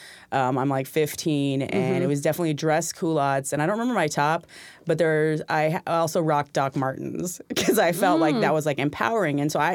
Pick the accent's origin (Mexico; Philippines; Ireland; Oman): Philippines; moved away; growing up in the Philippines, little girl, identifying as a little girl